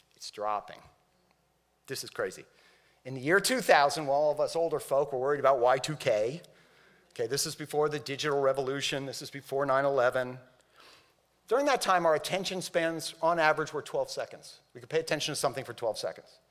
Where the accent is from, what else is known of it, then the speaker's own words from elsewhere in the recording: Miami, Florida, United States; I grew up in Miami